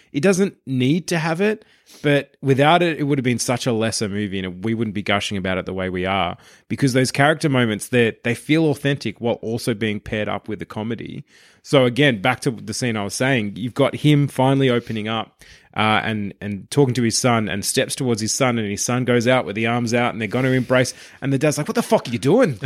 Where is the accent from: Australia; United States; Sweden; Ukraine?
Australia; as Australians